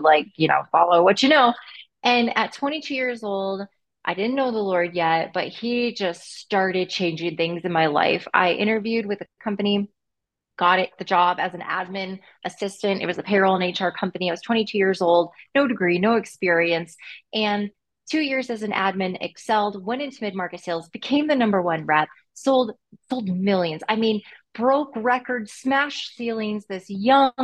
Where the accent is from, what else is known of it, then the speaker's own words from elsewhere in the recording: Northwest Indiana, United States; I'm from Northwest Indiana. My parents owned a performing arts school.